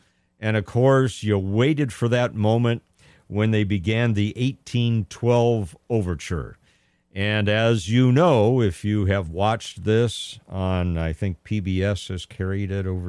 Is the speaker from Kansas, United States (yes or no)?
no; Pasadena, California, United States; growing up in Southern California, the big thing for us, especially having grown up in Pasadena, California